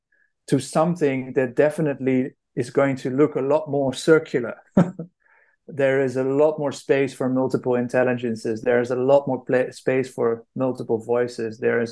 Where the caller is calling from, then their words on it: Styria, Austria; So I am calling in from Austria, living in the countryside near Graz, near the south of Austria.